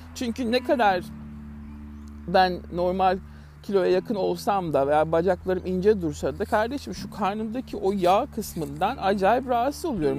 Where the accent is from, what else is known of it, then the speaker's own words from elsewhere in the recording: Turkey; now in Melbourne, Australia; Türk olarak